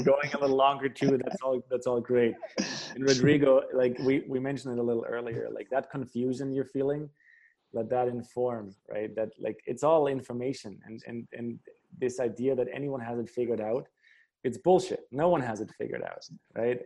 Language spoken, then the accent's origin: English; Germany; my home country in Germany